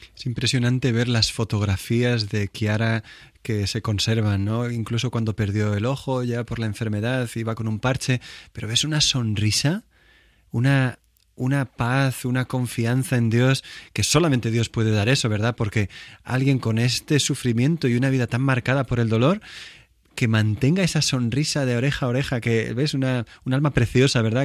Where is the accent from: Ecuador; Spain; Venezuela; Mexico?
Spain; Villanueva de Alcardete, Castilla-La Mancha; yo crecí también, en Toledo, se llama Villanueva de Alcardete